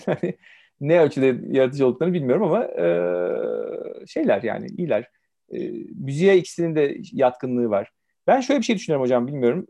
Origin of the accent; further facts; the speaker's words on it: Ankara, Turkey; first language Turkish; moved away as an adult; also born or lived in Istanbul / Romania; ben e, evet 70 doğumluyum, Ankara doğumluyum.